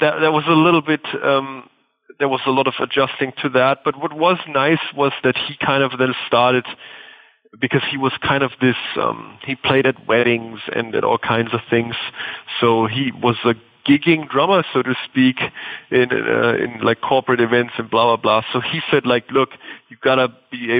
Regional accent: Bavaria, Germany; the German village that I grew up in Bavaria

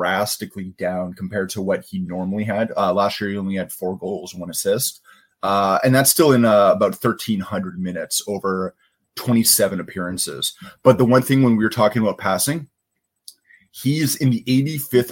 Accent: Edmonton, Alberta, Canada; now in Vancouver, Canada; as a kid growing up in Edmonton, just outside of Edmonton

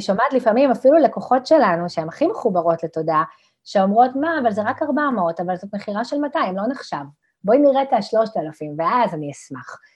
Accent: Ramla, Central District, Israel; גדלתי ברמלה

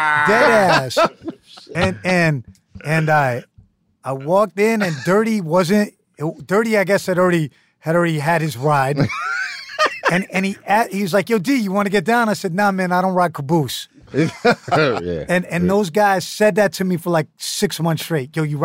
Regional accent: Manhattan, New York, United States; His periodic table is very Staten Island. And I'm from Manhattan. I had trouble understanding it.

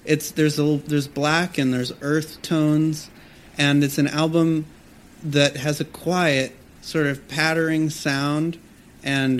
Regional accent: Los Angeles area, Southern California, United States; also born or lived in New York City; now in Malibu, United States; We both grew up in Southern California, in Los Angeles, outside of Los Angeles, all around

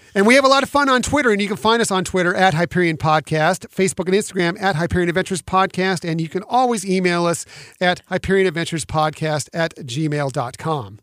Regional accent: West Coast, United States; I grew up personally on the West Coast going to Disneyland

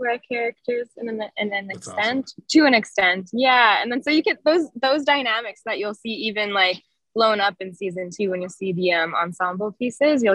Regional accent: Toronto, Ontario, Canada; I grew up in Toronto. I was born and raised there

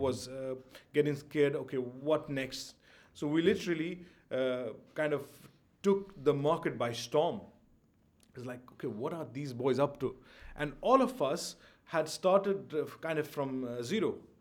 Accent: Jammu and Kashmir, India; also born or lived in Delhi; now in Dubai, United Arab Emirates; I come from Kashmir

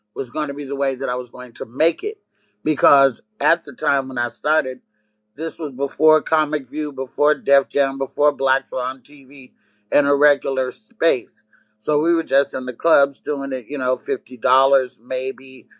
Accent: Oakland, California, United States; also born or lived in Arkansas; I was raised away from my brothers and sisters in California, specifically in the Oakland Bay Area

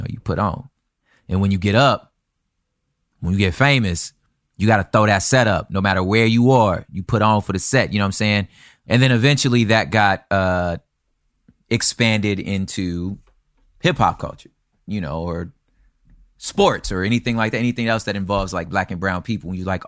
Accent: the South, United States; That's, you know, I was from the South, but like, it's gang culture.

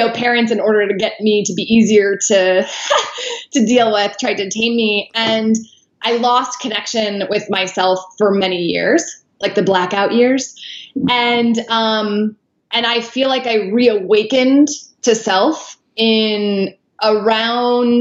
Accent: right outside of Chicago, Illinois, United States; I grew up right outside of Chicago

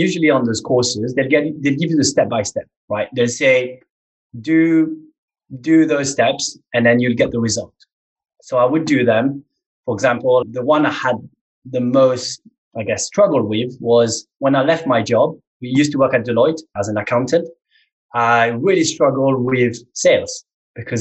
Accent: Mauritius; moved away as an adult; now in England; I was born in Mauritius, a small island in the Indian Ocean. So I'm African

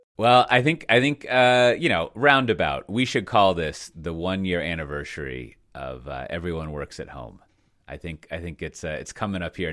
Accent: United States; I'm American

